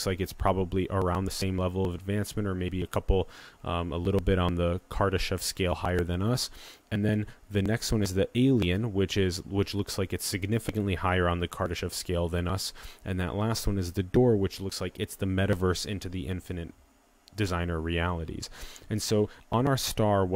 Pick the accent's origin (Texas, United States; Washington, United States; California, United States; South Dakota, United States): South Dakota, United States; Sioux Falls; moved away; I took 10 months back in my hometown in Sioux Falls, South Dakota